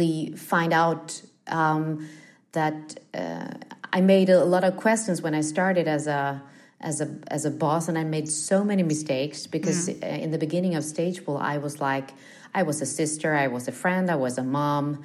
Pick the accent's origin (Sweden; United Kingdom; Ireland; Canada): Sweden; Stockholm, Stockholm County; I grew up in the Studio One at the TV house here in Stockholm